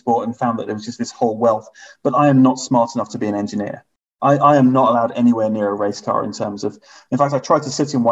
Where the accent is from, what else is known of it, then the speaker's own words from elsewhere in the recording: Hong Kong; I was growing up in Hong Kong